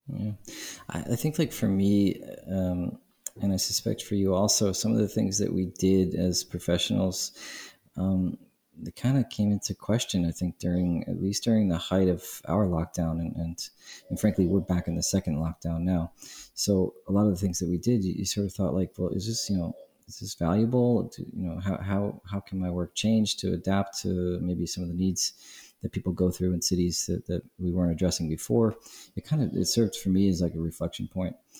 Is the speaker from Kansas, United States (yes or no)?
no; New York City, New York, United States; now in Prague, Czech Republic; I'm from Brooklyn